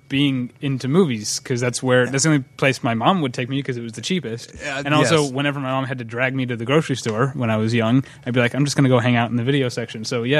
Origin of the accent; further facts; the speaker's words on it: St. Louis, Missouri, United States; So I'm from St. Louis.